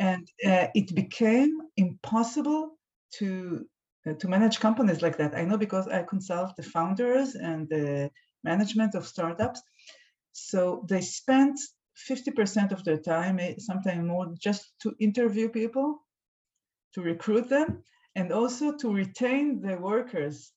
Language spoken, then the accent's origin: English; Tel Aviv, Tel Aviv District, Israel; I'm from Tel Aviv.